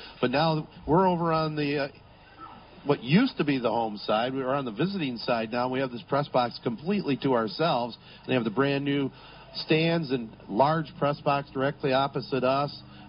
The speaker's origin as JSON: {"language": "English", "town": "Corunna", "region": "Michigan", "country": "United States", "tie": "born or raised there", "said": "my hometown of Corunna"}